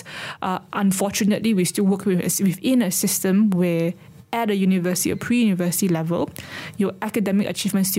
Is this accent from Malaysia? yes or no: yes; Sarawak, Malaysia; as a person growing up in Sarawak.